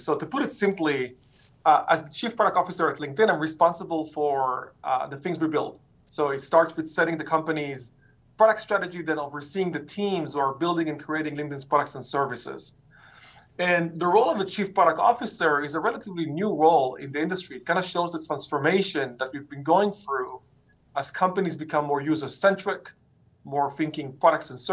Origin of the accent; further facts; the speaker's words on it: Israel; moved away; I grew up in Israel